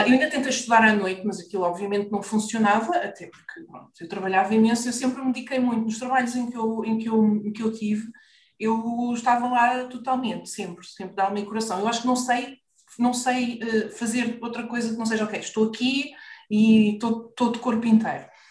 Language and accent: Portuguese; Lisbon, Portugal; also born or lived in Maputo (Lourenço Marques), Mozambique; now in Carcavelos, Portugal; vivemos no Parque de Campismo do Monsanto